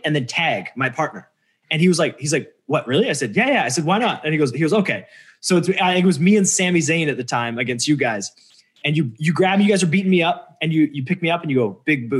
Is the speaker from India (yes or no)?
no; Canada; I'm from Canada.